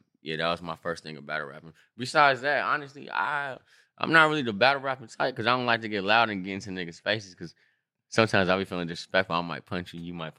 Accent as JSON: {"language": "English", "town": "Long Beach", "region": "California", "country": "United States", "tie": "born or raised there", "said": "And I'm from Long Beach."}